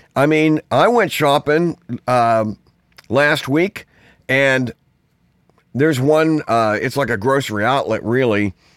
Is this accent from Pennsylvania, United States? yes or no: yes; Pittsburgh, Pennsylvania, United States; I grew up in Pittsburgh, in the city.